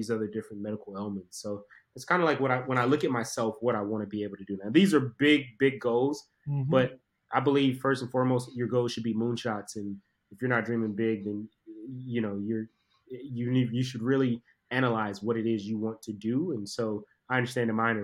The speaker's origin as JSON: {"language": "English", "region": "Southeast Georgia", "country": "United States", "tie": "born or raised there", "said": "I'm a kid from Southeast Georgia, inner city"}